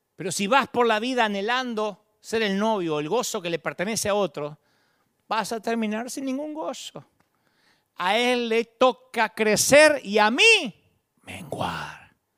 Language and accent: Spanish; Billinghurst, Buenos Aires Province, Argentina; Yo sé de dónde vengo, yo vengo de Billinghurst